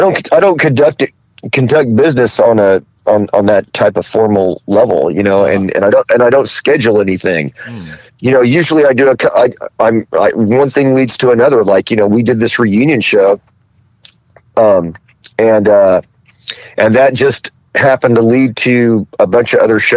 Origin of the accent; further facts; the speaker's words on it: Fayetteville, Arkansas, United States; moved away; also born or lived in San Francisco, California; I was growing up in Fayetteville, Arkansas